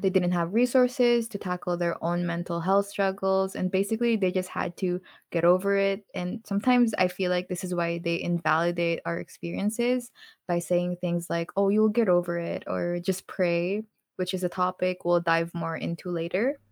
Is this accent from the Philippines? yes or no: yes; Philippines; moved away; also born or lived in North America; when I was still in the Philippines